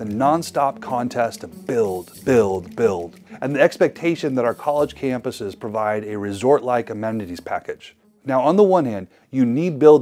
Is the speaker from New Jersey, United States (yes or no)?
no; Idaho, United States; my home state of Idaho